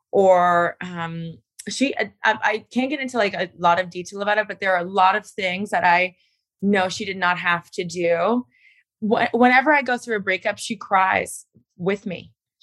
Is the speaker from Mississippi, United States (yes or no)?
no; Miami, Florida, United States; But you know, I'm an East Coast girl. I'm from Miami.